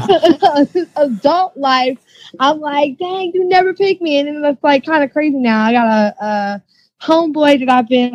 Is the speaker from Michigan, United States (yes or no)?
no; Milwaukee, Wisconsin, United States; now in Florida, United States; I'm from Milwaukee